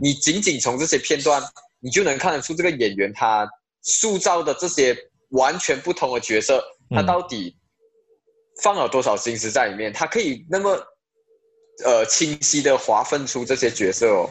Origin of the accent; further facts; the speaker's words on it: Malaysia; moved away as an adult; also born or lived in China; 希望可以在马来西亚的这一块土地上，把影视表演方面做出一些贡献啊，因为毕竟是我家乡